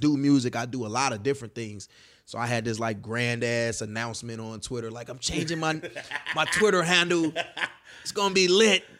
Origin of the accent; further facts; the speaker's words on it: Chicago, Illinois, United States; moved away as an adult; now in Los Angeles, United States; I'm from the West Side